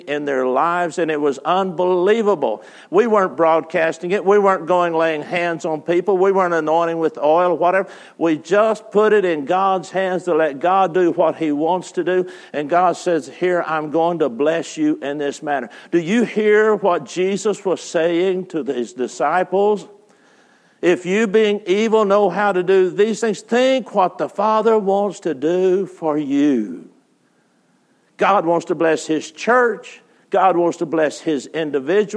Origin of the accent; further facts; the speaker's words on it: West Texas, United States; I grew up in West Texas at Sandy Land.